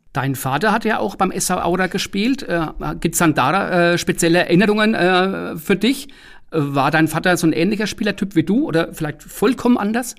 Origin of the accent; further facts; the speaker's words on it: Lower Franconia, Bavaria, Germany; wir sind schließlich Unterfranken